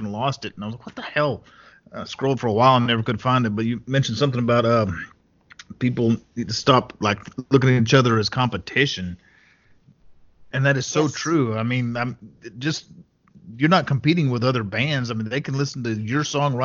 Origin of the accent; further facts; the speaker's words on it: West Texas, United States; I grew up out in West Texas, in a small town in West Texas